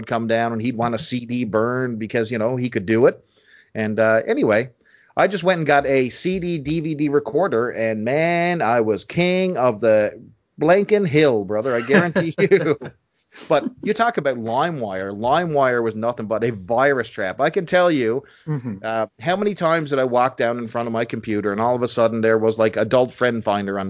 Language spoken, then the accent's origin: English; Canada; Your Canadian brothers, my home country